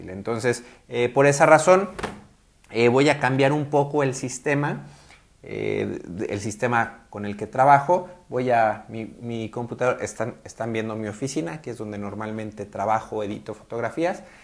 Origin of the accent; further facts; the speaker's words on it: Guadalajara, Jalisco, Mexico; soy fotógrafo de Guadalajara, Jalisco, en México.